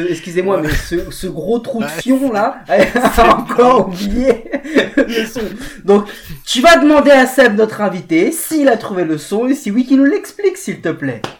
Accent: France; comme en plus on est des Français qu'on a un peu arrogants

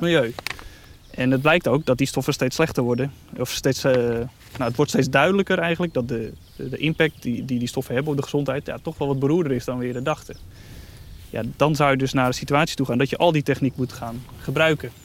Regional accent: Netherlands; wij als Nederlanders

